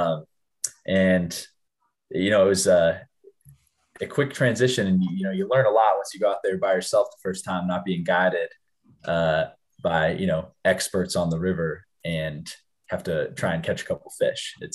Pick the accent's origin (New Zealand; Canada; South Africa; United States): United States; Bozeman, Montana; also born or lived in Ennis, Montana; I was born in uh, uh, Bozeman, Montana, but lived in Ennis. Um, in the summers in Bozeman, uh, growing up my whole life, uh, went to went to high school in Bozeman